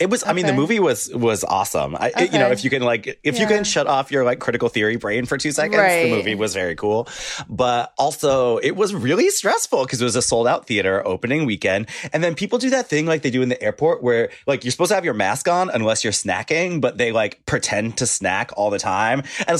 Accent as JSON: {"language": "English", "country": "United States", "said": "I'm an American"}